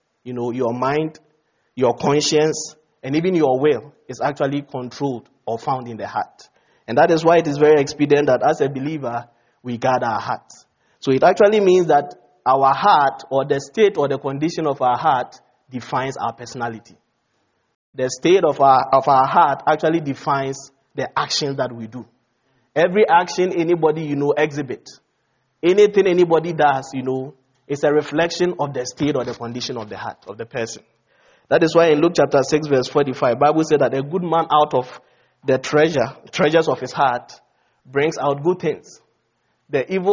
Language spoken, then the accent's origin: English; Ghana; moved away; Ghana, my home country